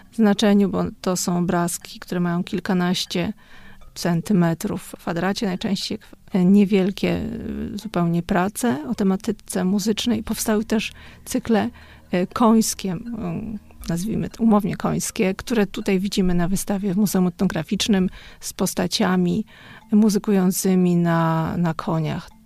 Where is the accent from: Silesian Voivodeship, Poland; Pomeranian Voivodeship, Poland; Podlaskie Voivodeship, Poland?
Podlaskie Voivodeship, Poland; now in Warsaw, Poland; Pochodzimy z Podlasia, południowego Podlasia